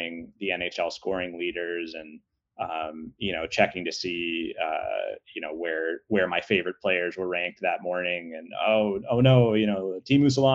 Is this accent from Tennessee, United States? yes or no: no; Pittsburgh, Pennsylvania, United States; I grew up in Pittsburgh